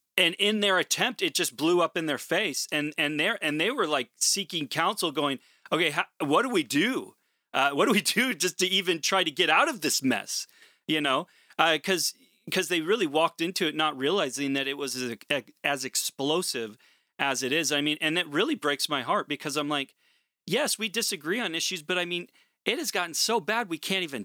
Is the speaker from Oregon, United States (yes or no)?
yes; Portland, Oregon, United States; moved away; I'm originally from Portland, Oregon